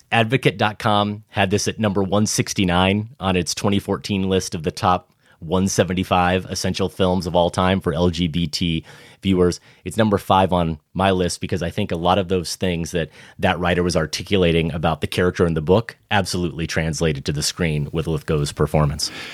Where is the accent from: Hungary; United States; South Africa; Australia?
United States; Iowa; But I'm growing up in Iowa.